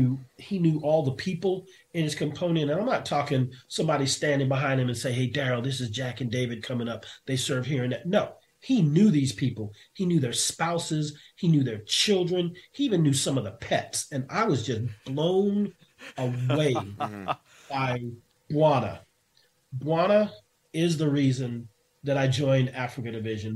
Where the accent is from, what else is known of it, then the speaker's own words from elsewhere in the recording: Japan; moved away; also born or lived in South Korea; I grew up in Japan